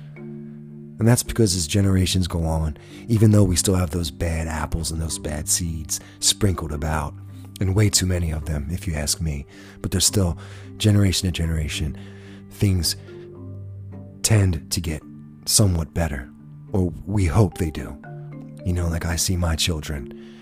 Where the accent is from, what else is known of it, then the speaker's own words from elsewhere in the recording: United States; as an American people